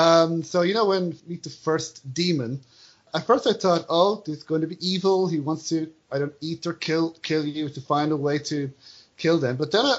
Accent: Ireland; accent: Irish; As an Irish person, you have go to movies and have other people, try to give Irish accents.

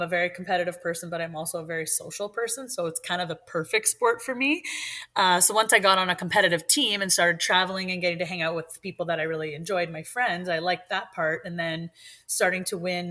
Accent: Sudbury, Ontario, Canada; I'm from Sudbury in Northern Ontario.

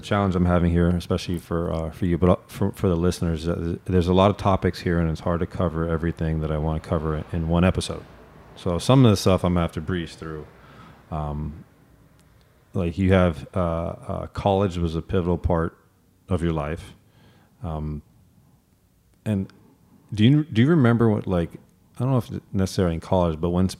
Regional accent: Santa Monica, California, United States; I grew up out here in Los Angeles in Santa Monica

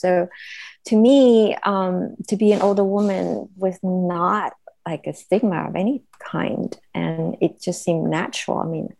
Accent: Vietnam; English is a second language; moved away; No, not at all, actually. I grew up in Vietnam. So in our culture, older women were not ostracized or anything.

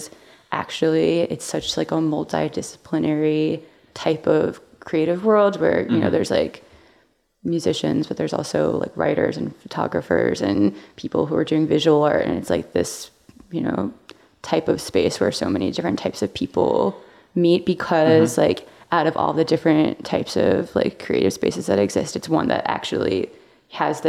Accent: Long Island, New York, United States; I grew up on Long Island

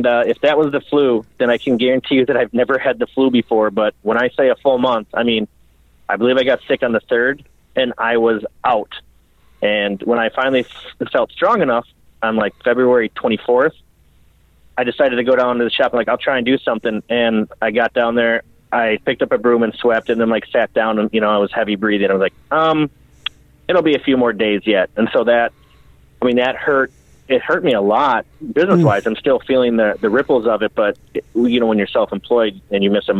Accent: St. Paul, Minnesota, United States; Technically I grew up in St. Paul

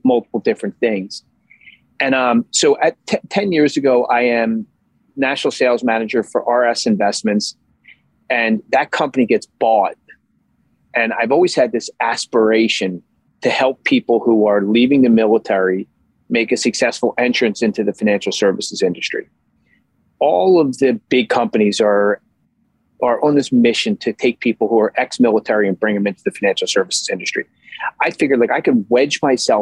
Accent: Philadelphia, Pennsylvania, United States; moved away as an adult; now in Massachusetts, United States; I born and raised in Philadelphia

